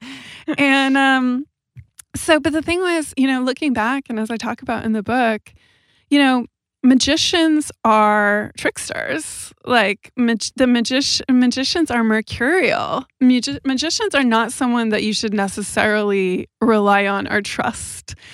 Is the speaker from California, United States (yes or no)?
yes; Southern California, United States; moved away as an adult; also born or lived in Amsterdam / London; now in Los Angeles, United States; I grew up in Southern California, and I'm seventh generation Californian.